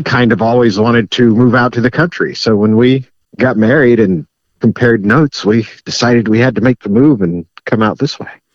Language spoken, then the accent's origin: English; Wyandotte County, Kansas, United States; moved away as an adult; now in Miami County, United States; I grew up in Wyandotte County